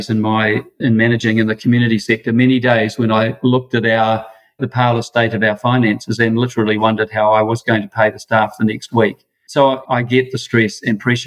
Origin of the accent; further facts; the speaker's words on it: Wellington, New Zealand; I grew up in Wellington, Irish Catholic family